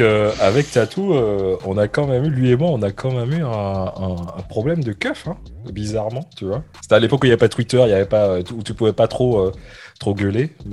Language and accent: French; Martinique; je suis martiniquais, je suis né à la Martinique